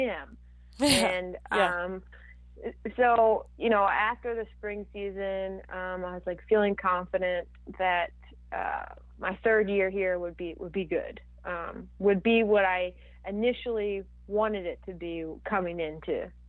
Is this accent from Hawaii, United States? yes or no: no; Orlando, Florida, United States; my hometown in Orlando